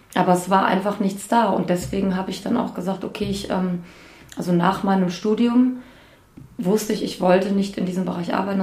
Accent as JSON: {"language": "German", "town": "Bad Homburg", "region": "Hesse", "country": "Germany", "said": "ich komme aus Bad Homburg"}